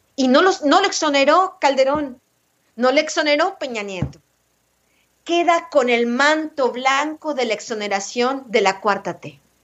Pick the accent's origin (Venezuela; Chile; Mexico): Mexico; el problema que tenemos en México